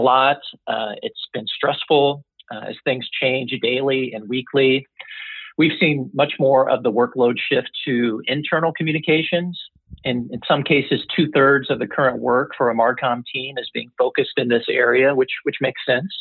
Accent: Indiana, United States; I eventually returned to my home state and joined Indiana University.

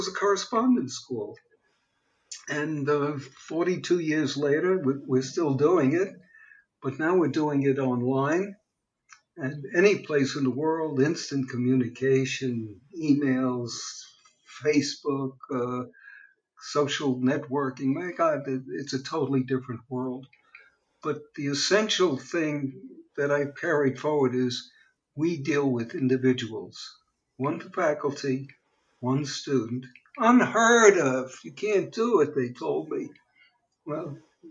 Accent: New York, United States; moved away as an adult; now in California, United States; was born and bred in New York and educated in New York, worked in New York. And all of a sudden, I became a transplant 3,500 miles away. I was in California now

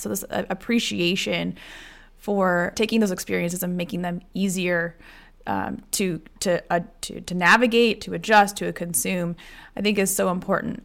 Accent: Iowa, United States; I grew up in Iowa

